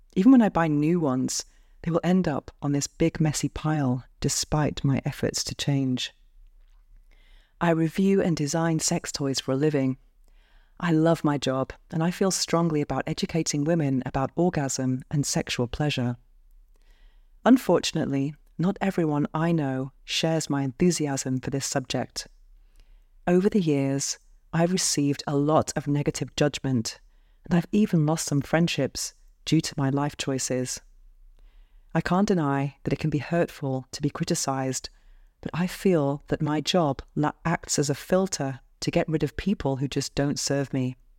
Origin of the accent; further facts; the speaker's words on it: United Kingdom; now in Barcelona, Spain; I'm British, and I live alone in a shoebox penthouse apartment by the beach in Barcelona, Spain.